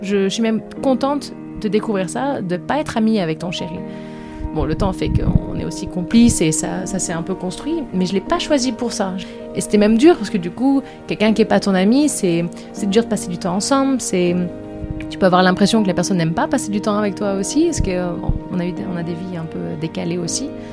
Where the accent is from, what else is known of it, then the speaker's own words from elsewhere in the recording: France; moved away as an adult; now in Sweden; je suis française, j'habite en Suède depuis deux ans